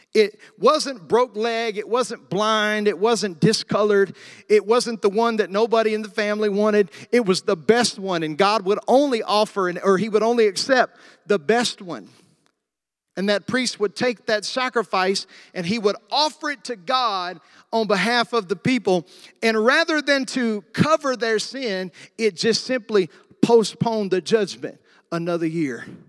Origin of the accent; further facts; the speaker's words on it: the South, United States; I was raised in the South.